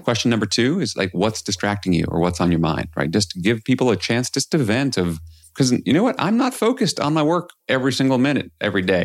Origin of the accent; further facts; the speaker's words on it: New York City, New York, United States; I grew up in New York City